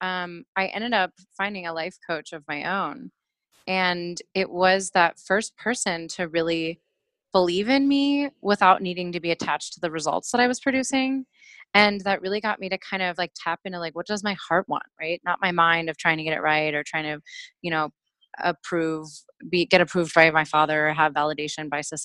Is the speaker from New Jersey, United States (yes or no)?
no; Pittsburgh, Pennsylvania, United States; moved away as an adult; now in Portland, United States; I'm originally from Pittsburgh, Pennsylvania